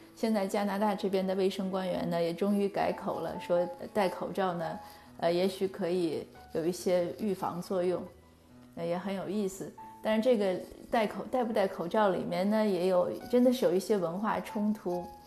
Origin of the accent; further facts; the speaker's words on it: China; moved away; 我们中国人嘛，我们肯定是自己的文化